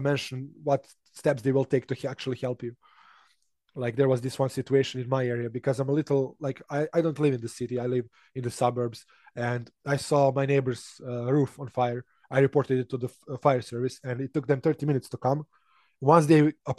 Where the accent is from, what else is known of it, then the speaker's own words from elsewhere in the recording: Serbia; English is a second language; I started learning English when I was 5, which is really young when you compare it to other Serbs